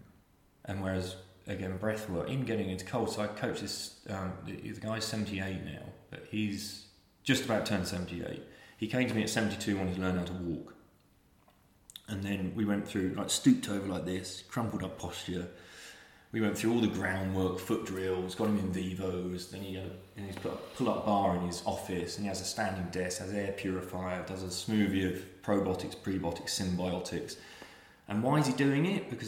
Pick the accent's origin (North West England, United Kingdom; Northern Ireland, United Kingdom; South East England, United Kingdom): South East England, United Kingdom; Reading; now in London, United Kingdom; I was the longest baby on record in Reading Hospital